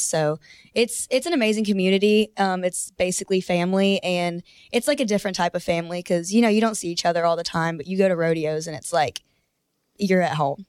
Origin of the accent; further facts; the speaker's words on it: Denton, Texas, United States; I'm from Denton, Texas.